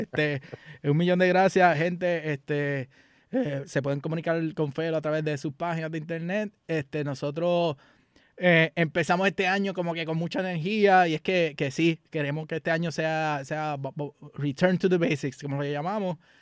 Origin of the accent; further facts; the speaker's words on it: Puerto Rico; now in United States; Nosotros como puertorriqueños